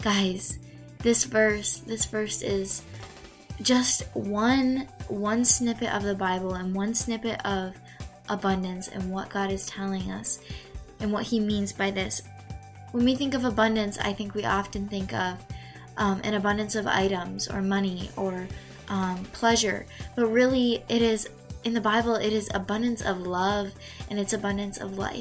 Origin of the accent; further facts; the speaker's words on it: Michigan, United States; I am 16 years old. I am from Michigan